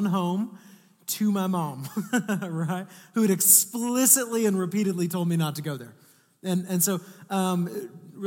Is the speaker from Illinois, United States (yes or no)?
no; Atascocita, Texas, United States; I grew up in Northeast Houston